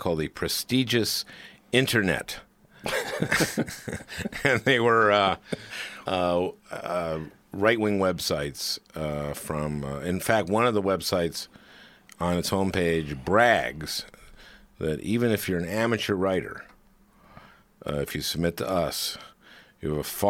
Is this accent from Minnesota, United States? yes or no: yes; St. Louis Park, Minnesota, United States; I'm from St. Louis Park